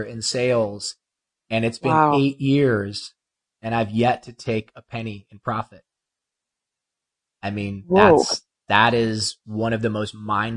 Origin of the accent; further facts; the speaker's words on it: Ohio, United States; also born or lived in Los Angeles; now in Malibu, United States; I'm from Ohio